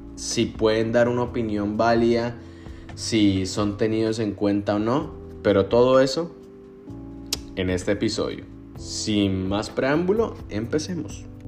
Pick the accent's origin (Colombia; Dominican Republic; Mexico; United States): Colombia; yo a veces me siento más mexicano que colombiano